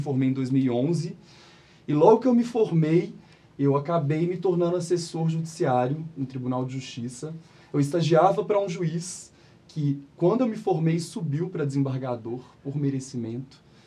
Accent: Belo Horizonte, Minas Gerais, Brazil; sou de BH, nascido e criado na cidade

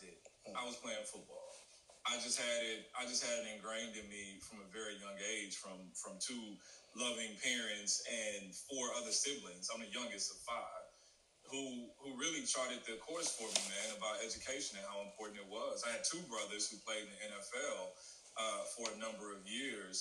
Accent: St. Louis, Missouri, United States; moved away; also born or lived in Southern California / San Jose; I'm originally from St. Louis, Missouri

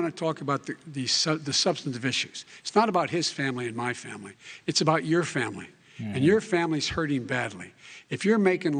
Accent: Scranton, Pennsylvania, United States; also born or lived in Claymont, Delaware; They're the decisions you're making in the middle-class families like I grew up in Scranton and Claymont.

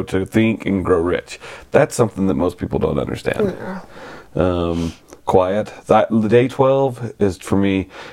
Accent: the South, United States; I'm from the South

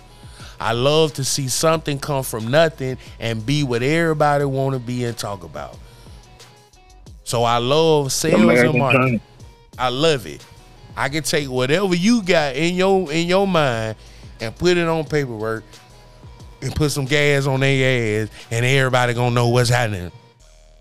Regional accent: Birmingham, Alabama, United States; I'm from Birmingham, of course.

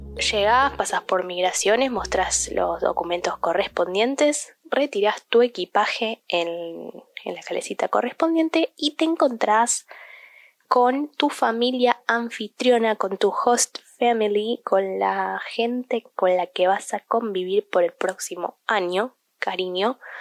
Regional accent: Argentina; also born or lived in United States; siendo ciudadana argentina

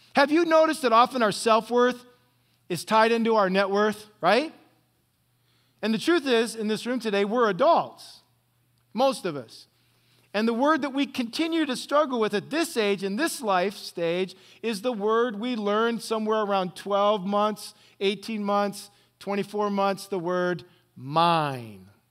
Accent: Northwest Ohio, United States; now in Orange County, California, United States; I grew up in Northwest Ohio on some farm

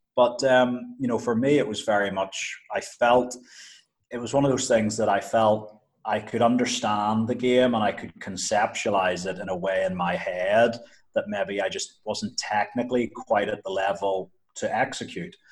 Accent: Northern Ireland, United Kingdom; moved away as an adult; now in Uganda; I was growing up in Northern Ireland

